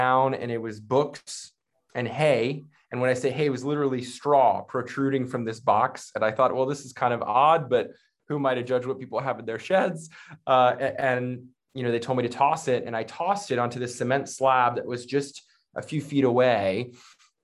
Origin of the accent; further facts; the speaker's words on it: Northern Virginia, United States; I am from the Northern Virginia area, born and raised. So I've been here, just outside of Washington, D.C. For most of my life.